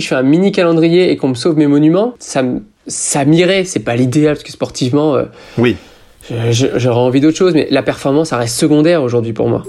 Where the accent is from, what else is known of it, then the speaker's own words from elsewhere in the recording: France; je suis français